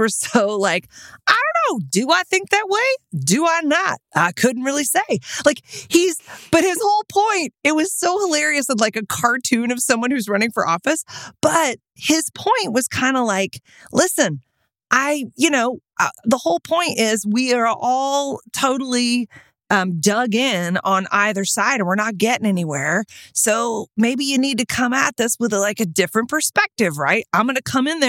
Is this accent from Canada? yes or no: no; Austin, Texas, United States; We're both from Austin, Texas.